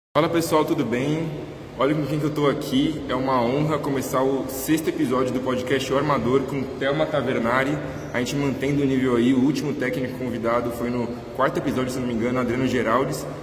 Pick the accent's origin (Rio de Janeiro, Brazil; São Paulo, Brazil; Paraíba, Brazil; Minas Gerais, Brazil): Minas Gerais, Brazil; moved away; eu sou de Minas mas faz muito tempo que eu não venho para cá, para Belo Horizonte